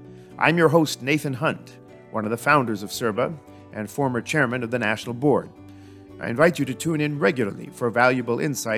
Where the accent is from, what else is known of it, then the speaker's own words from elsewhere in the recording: Colorado, United States; I loved the Rocky Mountains. For me, it was Colorado.